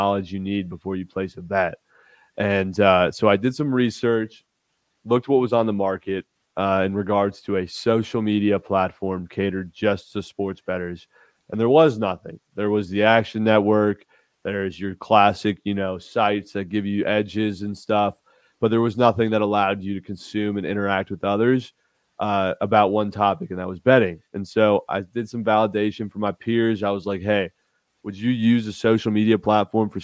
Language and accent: English; Newport Beach, California, United States; moved away as an adult; also born or lived in Fort Worth, Texas; So I'm originally from Newport Beach, California. I grew up there, went to high school there, born and raised there